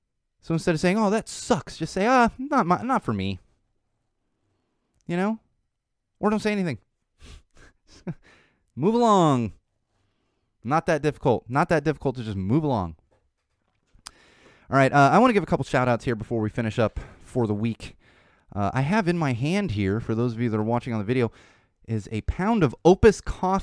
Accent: Florida, United States; born there; Yes, I was born in Florida, and I'm familiar with Gainesville to an extent.

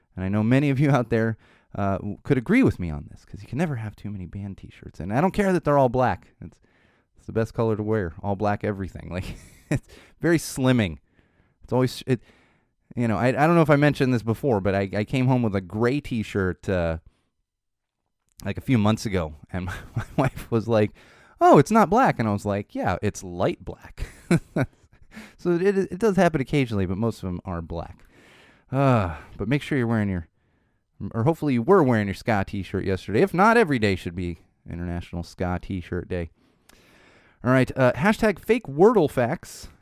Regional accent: San Diego, California, United States; now in Los Angeles, United States; where I grew up in San Diego

